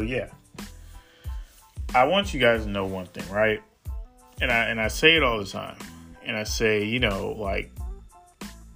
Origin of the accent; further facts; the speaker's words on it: New York City, New York, United States; I am from far Rockaway, Queens, New York